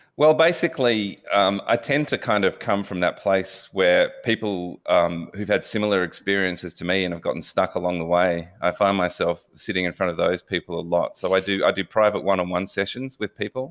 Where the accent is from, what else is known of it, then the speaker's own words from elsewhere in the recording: Melbourne, Victoria, Australia; Yeah, I was born in Melbourne and pretty stock standard um, suburban Melbourne boy.